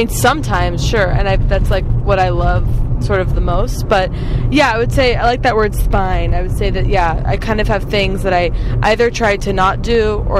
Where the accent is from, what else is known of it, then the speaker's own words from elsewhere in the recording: Santa Monica, California, United States; moved away as an adult; also born or lived in New York; now in Los Angeles, United States; I was born in Santa Monica.